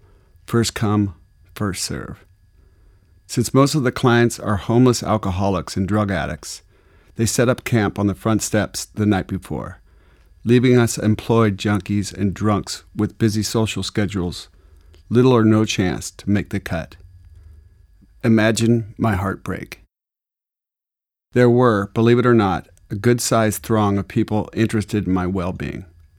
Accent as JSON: {"language": "English", "region": "Arizona", "country": "United States", "said": "but the truth is, I'm from Arizona, and I don't care if I ever see the sun again."}